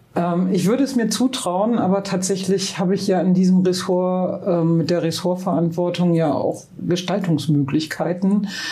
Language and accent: German; Münster, North Rhine-Westphalia, Germany; moved away as an adult; now in Bremen, Germany; ich bin in Münster geboren. Meine mhm. Familie kommt aber aus Bremen